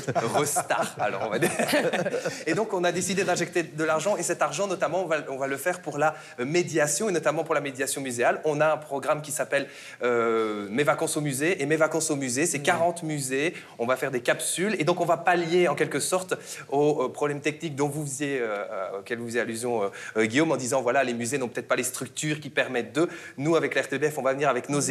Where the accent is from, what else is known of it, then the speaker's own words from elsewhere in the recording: Belgium; je viens de Belgique